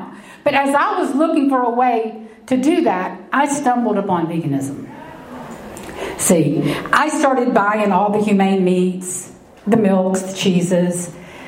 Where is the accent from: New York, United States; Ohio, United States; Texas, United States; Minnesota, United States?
Texas, United States; I'm a common everyday Texas girl, raised in the heart of Texas